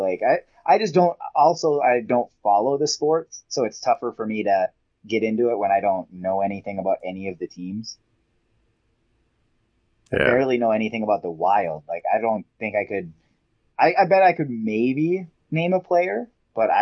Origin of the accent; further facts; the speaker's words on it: Minnesota, United States; I'm from Minnesota